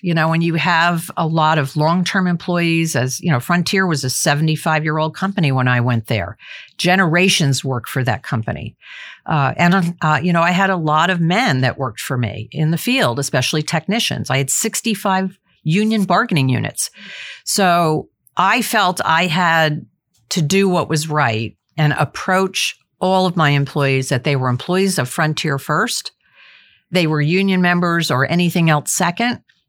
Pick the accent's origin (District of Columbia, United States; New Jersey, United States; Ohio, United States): New Jersey, United States; moved away as an adult; also born or lived in Massachusetts / Sacramento, California; I went from the East Coast, growing up in New Jersey, going to college in Massachusetts